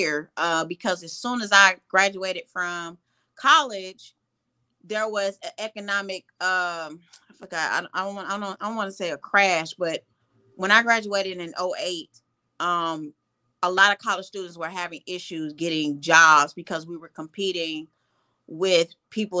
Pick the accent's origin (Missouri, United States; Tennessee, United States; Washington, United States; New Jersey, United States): Missouri, United States; St. Louis; moved away as an adult; also born or lived in Atlanta, Georgia; I am originally from St. Louis, Missouri. Born and raised in St. Louis, moved to Atlanta to pursue psychology